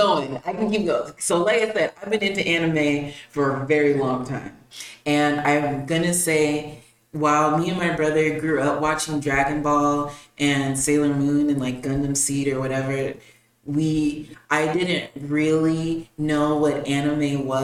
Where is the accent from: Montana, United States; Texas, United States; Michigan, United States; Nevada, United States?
Nevada, United States; Las Vegas; now in Houston, United States; I'm originally from Las Vegas, living here in Houston